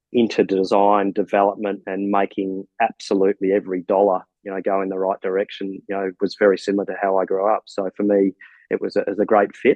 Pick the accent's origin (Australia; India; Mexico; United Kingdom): Australia; growing up over here in Australia